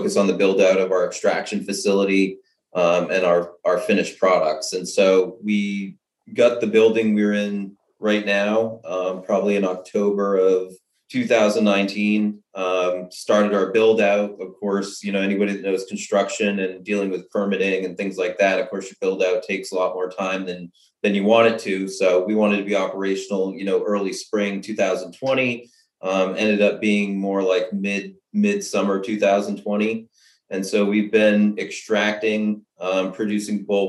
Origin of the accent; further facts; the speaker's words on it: Maine, United States; moved away as an adult; now in Sterling, United States; I'm originally from Maine